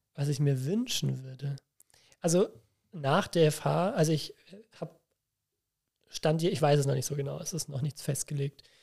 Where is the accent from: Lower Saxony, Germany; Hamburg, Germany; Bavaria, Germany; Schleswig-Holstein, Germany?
Bavaria, Germany; near Nuremberg; ich komme ja nicht aus Bremen, sondern aus, aus der Nähe von Nürnberg.